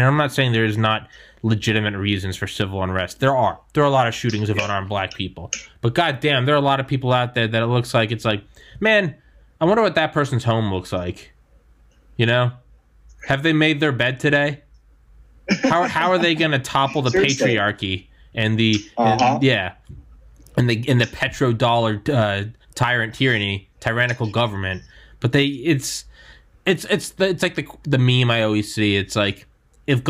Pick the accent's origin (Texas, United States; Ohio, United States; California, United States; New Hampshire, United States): New Hampshire, United States; now in Maryland, United States; I'm from New Hampshire, but I also haven't lived there since 2001